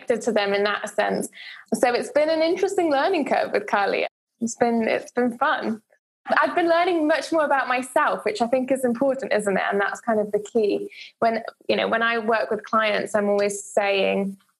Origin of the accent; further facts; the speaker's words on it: Zakynthos, Ionian Islands, Greece; moved away; I'm actually from Greece originally, and we lived in Greece, in a place called Zakynthos